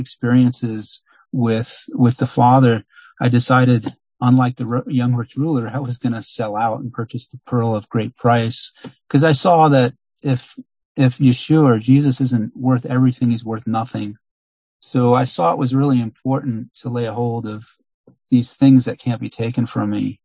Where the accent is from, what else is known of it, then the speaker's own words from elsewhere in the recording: Long Island, New York, United States; moved away; also born or lived in Miami, Florida; I grew up in largely in Long Island, New York, and also in Miami, Florida.